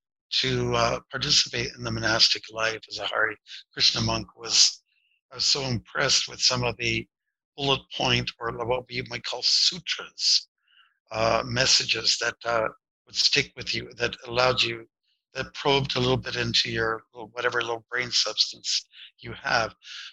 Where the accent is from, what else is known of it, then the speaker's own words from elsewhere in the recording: Windsor, Ontario, Canada; I was born and raised near Detroit on the Canadian side, and Detroit was going through it was not the summer of love, it was a summer of contempt